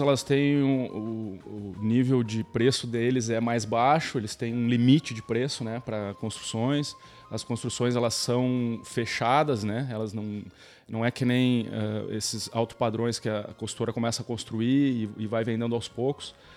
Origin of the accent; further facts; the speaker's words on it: Porto Alegre, Rio Grande do Sul, Brazil; moved away; also born or lived in Florianópolis; Eu venho de Porto Alegre, trabalhei bastante tempo em Florianópolis